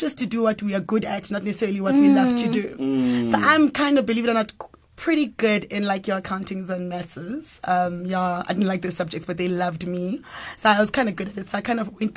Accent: Kempton Park, Gauteng, South Africa; born and bred in Jersey, Kempton Park, born and bred.

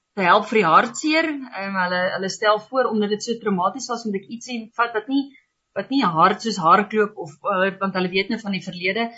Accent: Lydenburg, Mpumalanga, South Africa; also born or lived in Walvis Bay, Namibia / Swakopmund, Namibia / Uis, Namibia; daarna het ons dan nou verhuis Leidenburg toe

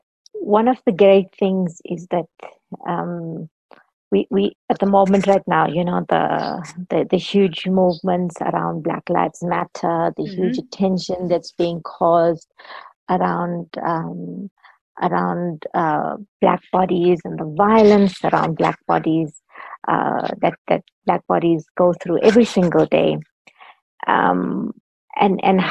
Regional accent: South Africa; I'm South African.

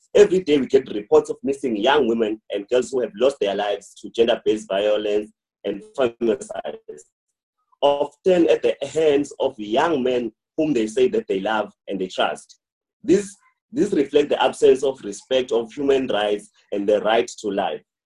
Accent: South Africa; we as the South African youth

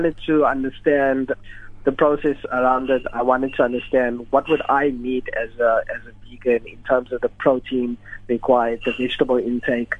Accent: Durban, KwaZulu-Natal, South Africa; I'm from Durban, so my love for spices is always there

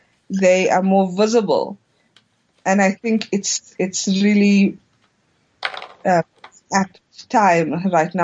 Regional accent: South Africa

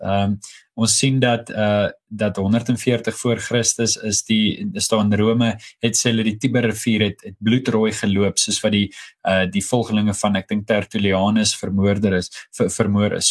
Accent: South Africa; also born or lived in Pretoria, Gauteng

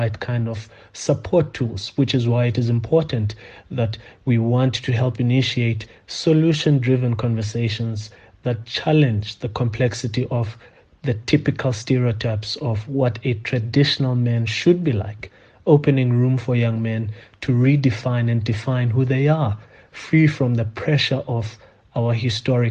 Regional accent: South Africa; As South African men

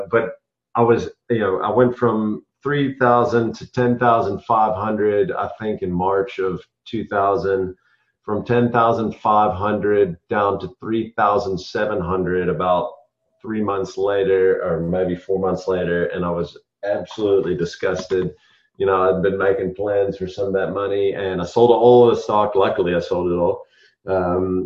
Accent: United States; moved away as an adult; also born or lived in South Africa; now in Savannah, United States; I was born and raised in America

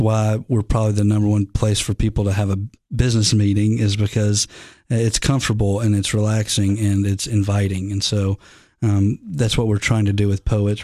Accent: the South, United States; I'm from the South.

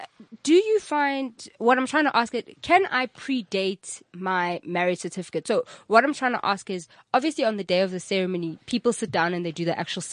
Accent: South Africa; So I'm a South African.

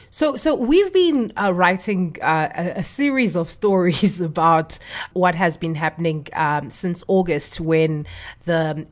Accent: South Africa; as a South African

